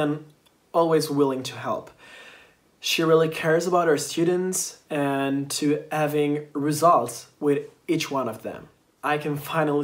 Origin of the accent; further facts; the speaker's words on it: Italy; I'm from Italy